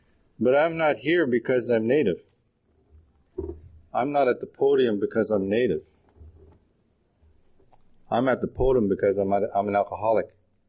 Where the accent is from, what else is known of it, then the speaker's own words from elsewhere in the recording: Manitoba, Canada; now in Edmonton, Canada; And I'm originally from Manitoba, but I'm here and very proud to be with my friends from Edmonton.